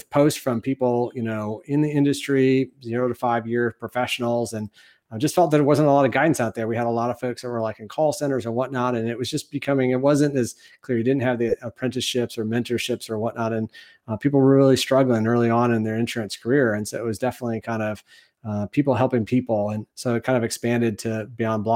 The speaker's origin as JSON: {"language": "English", "town": "Ann Arbor", "region": "Michigan", "country": "United States", "tie": "born or raised there", "moved": "as an adult", "lives_now": "San Antonio, United States", "said": "Born and raised in Michigan, went to high school in Ann Arbor"}